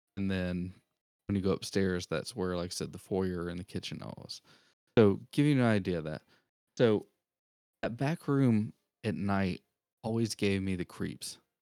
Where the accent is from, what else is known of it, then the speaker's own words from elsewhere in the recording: Augusta, Georgia, United States; moved away; I was actually born in a city called Augusta, Georgia, where the home of the Masters is